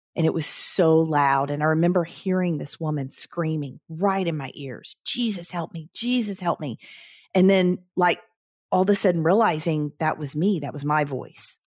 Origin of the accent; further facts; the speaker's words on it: the South, United States; growing up in the South